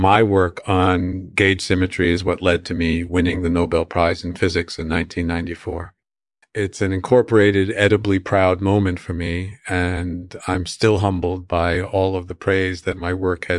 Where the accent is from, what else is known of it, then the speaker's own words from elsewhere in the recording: Chicago, Illinois, United States; born there; That's right. I was born in Chicago.